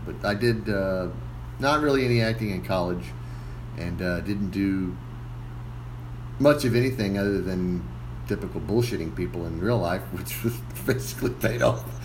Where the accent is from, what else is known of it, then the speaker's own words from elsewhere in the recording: McAllen, Texas, United States; I'm originally from here in McAllen. I born here and uh, graduated from McAllen Memorial High School in 1990